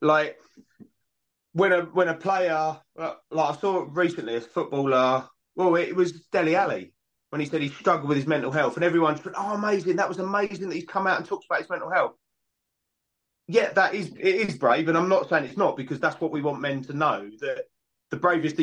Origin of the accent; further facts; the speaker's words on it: United Kingdom; we're British